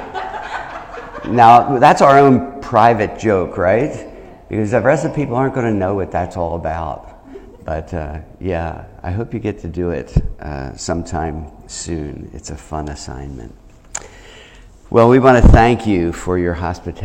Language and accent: English; New Jersey, United States; moved away as an adult; also born or lived in Chicago / Pennsylvania / Charleston / Grand Rapids; I'm from New Jersey